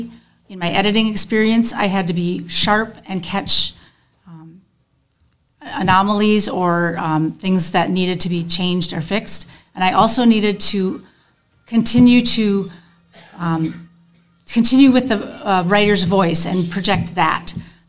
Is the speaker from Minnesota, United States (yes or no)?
yes; St. Paul, Minnesota, United States; moved away as an adult; now in Kalona, United States; the hospital where I was born in St. Paul